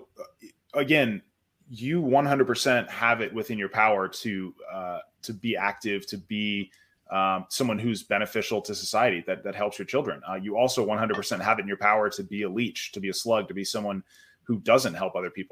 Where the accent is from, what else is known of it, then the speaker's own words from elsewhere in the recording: United States; As a dad, as an American